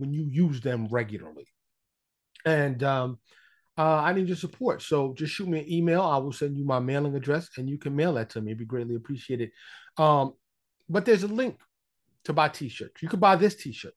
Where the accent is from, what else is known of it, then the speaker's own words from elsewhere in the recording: New York, United States; now in Dallas, United States; I'm from New York, but I'm living here in Texas, suburb of Dallas